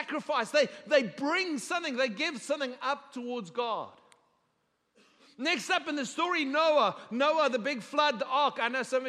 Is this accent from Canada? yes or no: no; South Africa; now in Texas, United States; I'm a South African by birth, and South African culture is very communal, okay? So it's an adjustment for me living in Texas